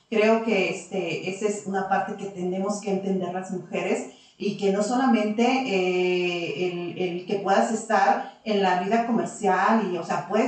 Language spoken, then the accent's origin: Spanish; Zacatecas, Mexico; moved away as an adult; now in Aguascalientes, Mexico; nosotros decidimos venir a vivir a Zacatecas. Soy de aquí, de Aguascalientes, nací aquí en Aguascalientes. Pero, Zacatecas. prácticamente toda mi vida este, se desarrolló